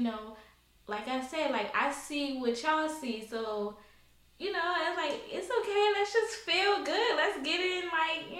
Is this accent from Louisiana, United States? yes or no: yes; New Orleans, Louisiana, United States; I'm from New Orleans